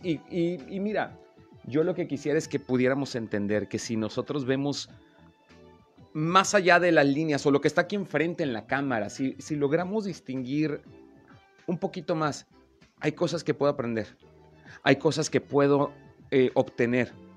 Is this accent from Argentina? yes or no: no; Veracruz, Mexico; now in Comarca Lagunera, Mexico; yo no soy lagunero. ya, ya soy por adopción, pero yo nací en Veracruz